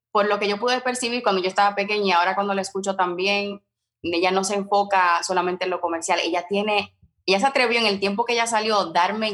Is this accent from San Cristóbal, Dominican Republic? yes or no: no; Santiago de los Caballeros, Santiago, Dominican Republic; moved away as an adult; now in United States; Yo soy del Cibao